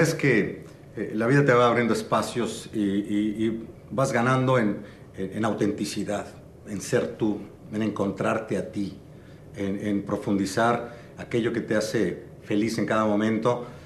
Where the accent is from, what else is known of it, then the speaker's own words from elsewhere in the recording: Mexico City, Mexico; nací en la Ciudad de México, mis padres eran de Tampico, nos tuvieron en la Ciudad de México